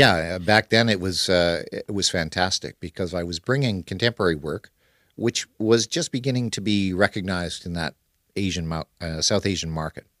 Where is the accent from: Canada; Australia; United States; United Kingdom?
Canada; now in Kuala Lumpur, Malaysia; the area that I grew up in Canada.